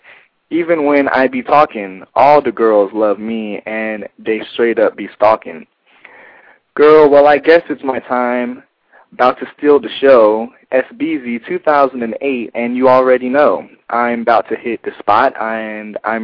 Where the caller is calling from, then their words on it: Atlanta, Georgia, United States; I'm calling from Atlanta, Georgia.